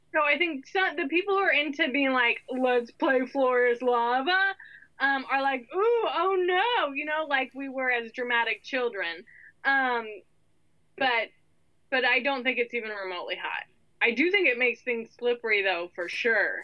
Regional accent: Northern California, United States; moved away; I grew up in Northern California

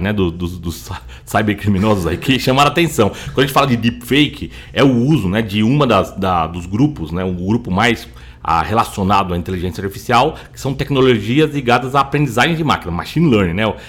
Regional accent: Brazil; nós como brasileiros

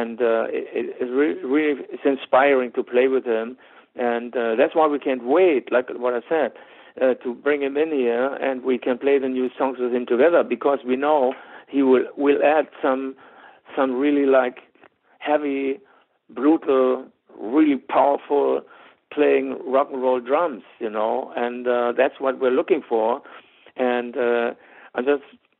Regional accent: Germany; accent: German; English is a second language; I have a German accent

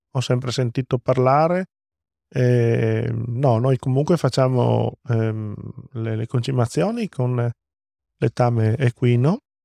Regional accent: Friuli-Venezia Giulia, Italy; arrivo a casa col diploma in tasca e guardo la mia terra, che questo posto, questo luogo secondo me è magico

